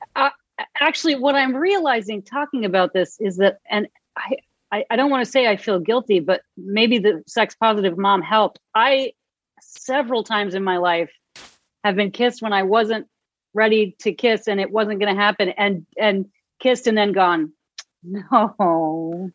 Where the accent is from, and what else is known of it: Concord, Massachusetts, United States; born or raised there